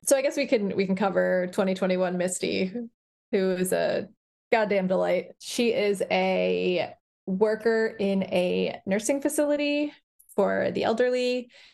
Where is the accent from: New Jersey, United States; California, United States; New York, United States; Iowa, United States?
New Jersey, United States; Bergen County, Northern; moved away as an adult; now in Providence, United States; growing up in New Jersey